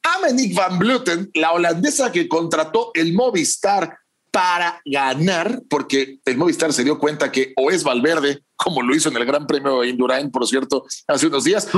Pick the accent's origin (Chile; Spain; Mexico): Mexico